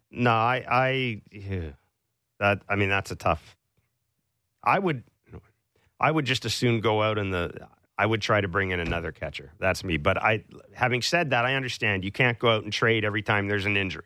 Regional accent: Kingston, Ontario, Canada; I was born in Kingston, too

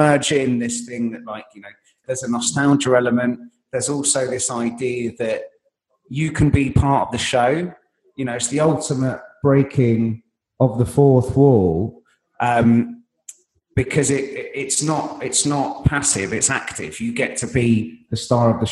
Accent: London, United Kingdom; I grew up in Wood Green in North London

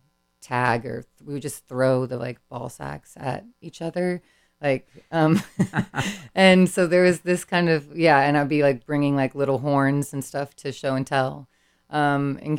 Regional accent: San Francisco, California, United States; also born or lived in San Benito County; Being born and raised in the Bay. I grew up in San Francisco

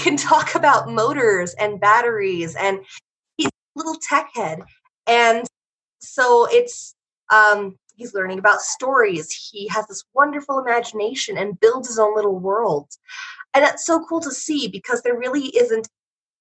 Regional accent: Oregon, United States; I was born in Oregon

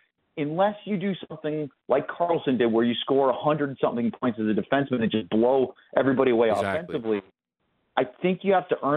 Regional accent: Maine, United States; moved away; I'm a lifelong Red Sox fan. I grew up in Maine. And as a New Englander, I went through a lot of lows as a Red Sox fan before a lot of highs.

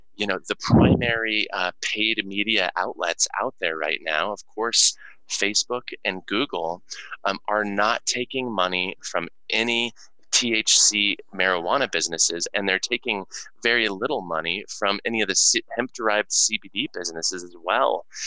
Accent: Denver, Colorado, United States; born or raised there

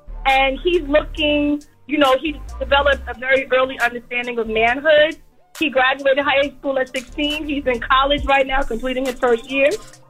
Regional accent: New York, United States; now in Savannah, United States; We're from New York, but we just relocated to Savannah.

